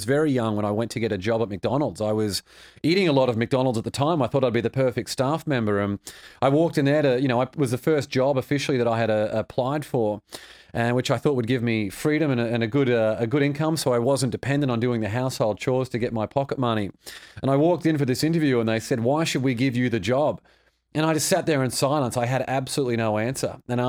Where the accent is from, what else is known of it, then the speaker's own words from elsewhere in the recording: Australia; It was good. Australia's a beautiful place.